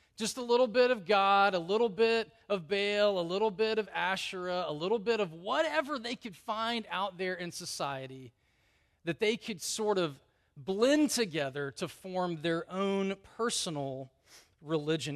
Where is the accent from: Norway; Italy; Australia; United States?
United States; the South; I grew up in the South.